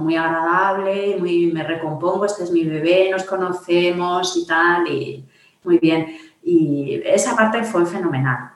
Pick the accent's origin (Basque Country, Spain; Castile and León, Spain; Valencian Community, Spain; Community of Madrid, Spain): Community of Madrid, Spain; Madrid; vivo en Madrid, soy de Madrid